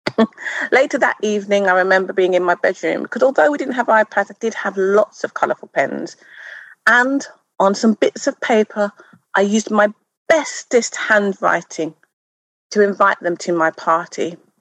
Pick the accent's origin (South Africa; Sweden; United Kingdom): United Kingdom; Wolverhampton, West Midlands; moved away; I grew up in the Midlands town. It was a town then, it's now a city of Wolverhampton